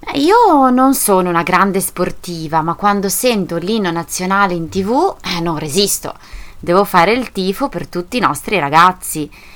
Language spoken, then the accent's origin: Italian; Italy